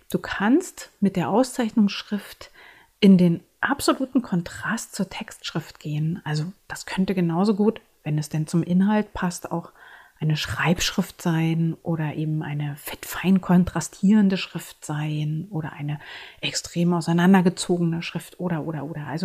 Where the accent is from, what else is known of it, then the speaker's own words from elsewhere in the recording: Berlin, Germany; Ich bin eine Berlinerin und ich lebe und arbeite in Berlin. Und meine Bilder erzählen meine Berliner Geschichte.